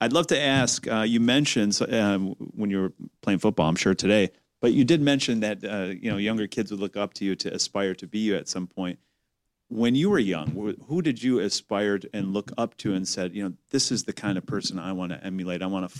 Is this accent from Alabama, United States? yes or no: no; Detroit, Michigan, United States; I'm from Detroit.